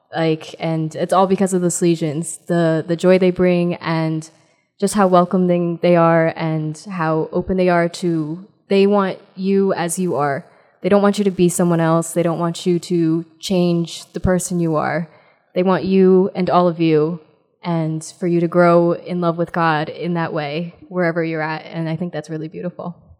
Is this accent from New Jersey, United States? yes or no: yes; New Jersey, United States; I'm from New Jersey